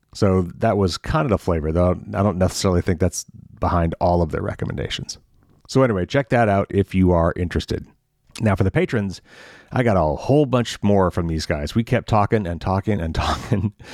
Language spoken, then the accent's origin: English; Indiana, United States; I'm from Indiana